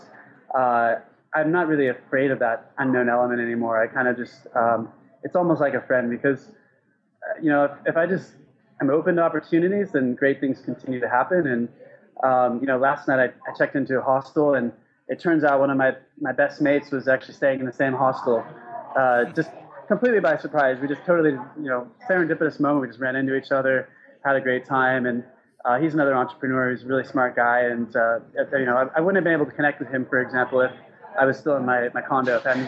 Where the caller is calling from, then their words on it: Thailand; I'm calling in from Thailand. I'm at a Starbucks.